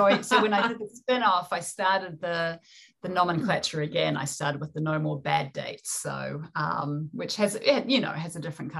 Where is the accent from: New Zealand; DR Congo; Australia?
New Zealand; accent: New Zealand; And being a New Zealander, we're developing our own version of English. Obviously, I have a New Zealand accent, but the written word as well.